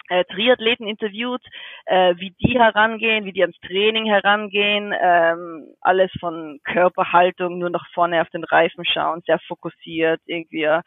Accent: Innsbruck, Tyrol, Austria; Aber ähm, also ich bin ja aus Innsbruck in, in den Bergen, in Tirol.

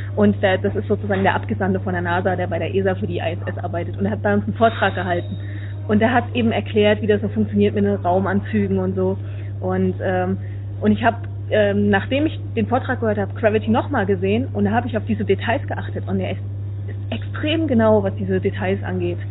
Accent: Suhl, Thuringia, Germany; now in Netherlands; eigentlich bin ich ja im Moment gerade in Holland, aber ich komme natürlich aus der Gegend von Suhl

